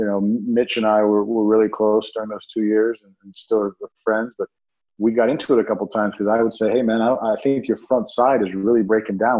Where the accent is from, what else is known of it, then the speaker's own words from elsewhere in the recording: Miami, Florida, United States; I grew up in Miami